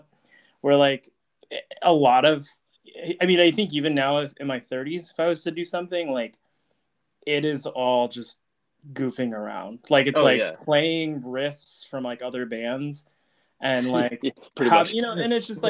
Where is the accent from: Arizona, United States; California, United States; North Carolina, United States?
Arizona, United States; Tucson; I'm from Tucson